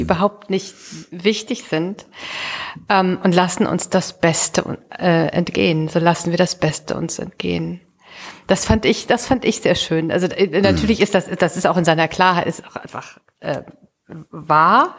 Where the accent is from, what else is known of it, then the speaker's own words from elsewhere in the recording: Düsseldorf, North Rhine-Westphalia, Germany; in meiner Heimatstadt Düsseldorf